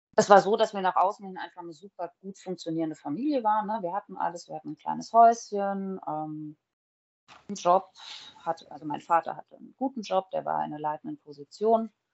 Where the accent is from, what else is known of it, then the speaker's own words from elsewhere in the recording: Groß-Umstadt, Hesse, Germany; also born or lived in Frankfurt; now in Bad Homburg, Germany; ich bin in Großumstadt groß geworden. Das ist kurz vom Odenwald